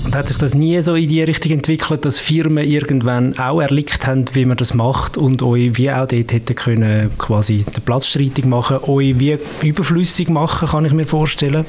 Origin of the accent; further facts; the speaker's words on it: Winterthur, Zurich, Switzerland; Ich bin in Winterthur aufgewachsen